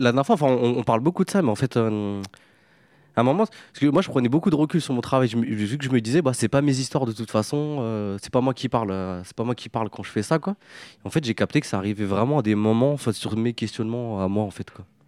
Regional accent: France; sur trois générations au sein d'une cité, qui est la cité des Morinous, là où j'ai grandi

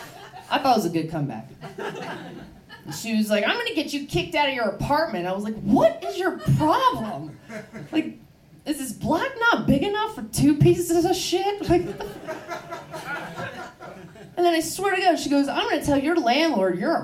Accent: Baltimore, Maryland, United States; moved away; I am from Baltimore. It is a rough place.

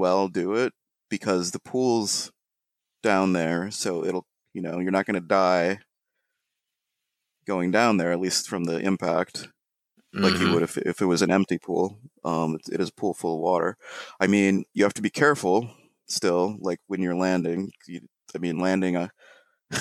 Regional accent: Ohio, United States; now in New York, United States; when we were growing up in Ohio

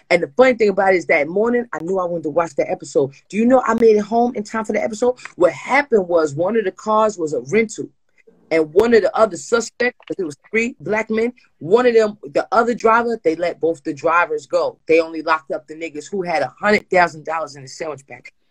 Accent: New Jersey, United States; I said, I, we came from New Jersey.

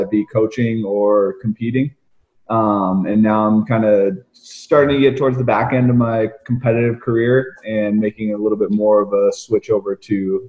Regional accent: Minnesota, United States; moved away as an adult; now in Georgia, United States; I'm originally from Minnesota. I moved down to Georgia a year ago to take a job at Training Think Tank.

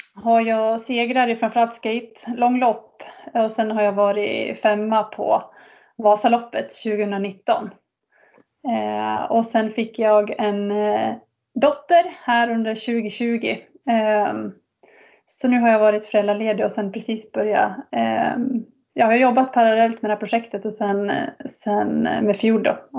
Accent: Falun, Dalarna County, Sweden; jag är född och uppväxt i Falun

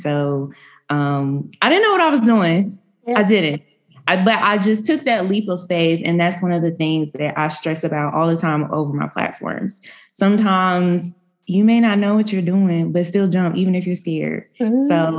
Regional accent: Raleigh, North Carolina, United States; moved away as an adult; now in Charlotte, United States; I am from Raleigh, North Carolina, but I recently relocated to Charlotte, North Carolina.

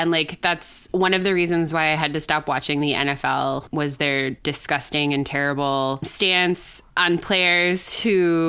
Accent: Wisconsin, United States; I grew up in Wisconsin, where the Packers are more a religion than a team.

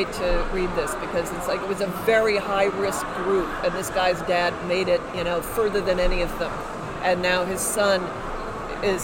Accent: New York City, New York, United States; also born or lived in Central Jersey, New Jersey; now in Hopewell, United States; I grew up in the city

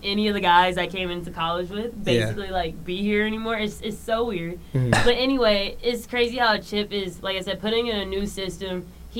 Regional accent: Clemson, South Carolina, United States; now in Los Angeles, United States; I'm from Clemson, South Carolina, mm-hmm. and I grew up watching my Tigers.

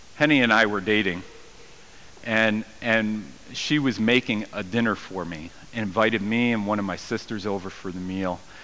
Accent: United States; I'm American

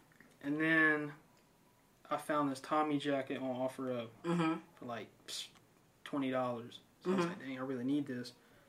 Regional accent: China Grove, North Carolina, United States; I'm from China Grove. It's a little town outside Salisbury.

